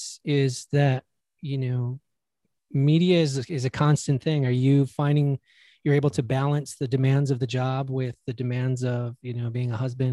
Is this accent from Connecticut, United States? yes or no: no; Chicago, Illinois, United States; also born or lived in Wisconsin; growing up in Chicago